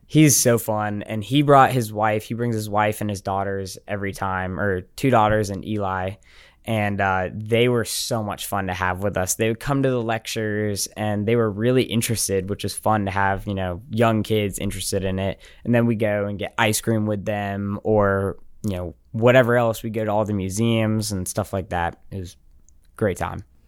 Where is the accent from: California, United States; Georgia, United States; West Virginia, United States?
Georgia, United States; Smyrna; moved away as an adult; I'm from Atlanta.